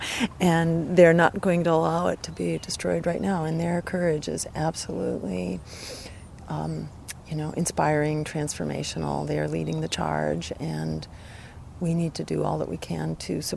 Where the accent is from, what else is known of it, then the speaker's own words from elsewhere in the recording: outside of Boston, Massachusetts, United States; I'm from outside of Boston